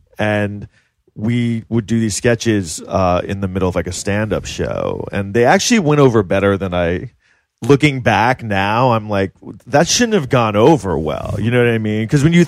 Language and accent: English; New York City, New York, United States; also born or lived in Los Angeles; I'm from like Manhattan.